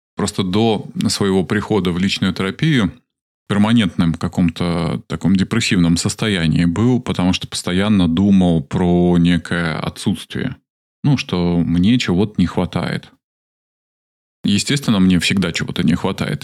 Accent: Minsk, Belarus; Из Минска.

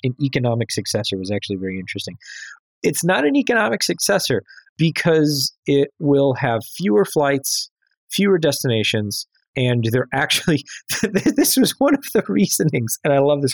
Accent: Chicago, Illinois, United States; being a Chicagoan

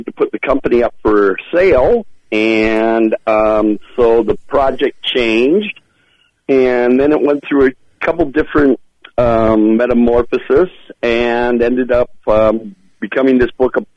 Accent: Rochester, Minnesota, United States; I'm from Rochester

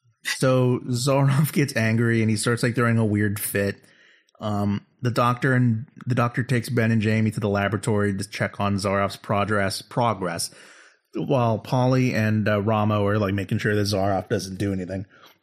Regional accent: England, United Kingdom; I mean, I'm from England.

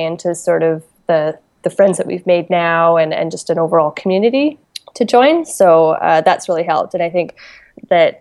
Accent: Calgary, Alberta, Canada; moved away as an adult; now in New Zealand; I grew up in Calgary, and my family was there, but then they moved to the West Coast

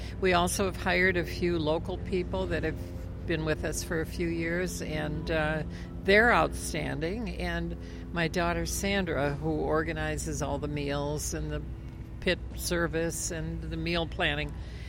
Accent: Carlton, Minnesota, United States; a group of chefs that come from my hometown in Minnesota, Carlton, Minnesota.

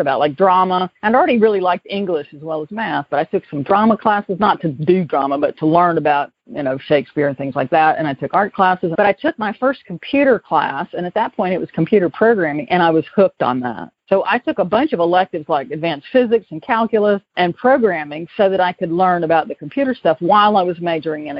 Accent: Greenville, South Carolina, United States; accent: Southern; moved away as an adult; also born or lived in Hickory / Nashville, Tennessee / Atlanta; now in California, United States; I was a nerdy seventh grader growing up in public schools in Greenville, South Carolina, which you can probably already tell is I'm from the South originally.

